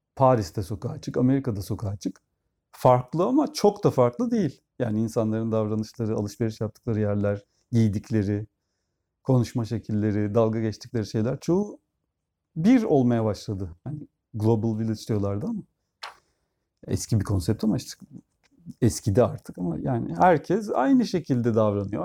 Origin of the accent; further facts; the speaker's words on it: Turkey; Türkler olarak